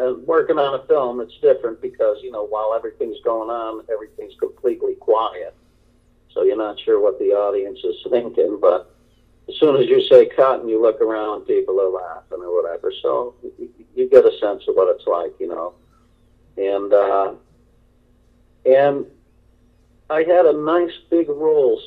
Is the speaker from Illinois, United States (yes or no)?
no; outside of Hartford, Connecticut, United States; I grew up in outside of Hartford, Connecticut